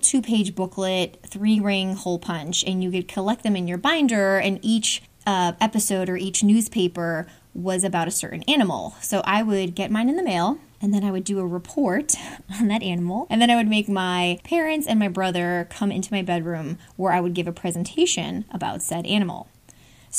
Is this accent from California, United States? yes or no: no; Hudson Valley, New York, United States; moved away as an adult; now in Atlanta, United States; where I grew up in New York in the Hudson Valley